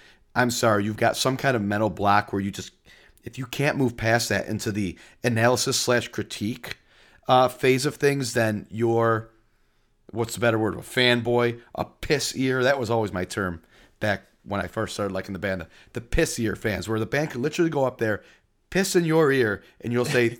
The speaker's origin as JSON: {"language": "English", "region": "New York", "country": "United States", "tie": "born or raised there", "moved": "yes", "said": "we got married in New York, in my hometown"}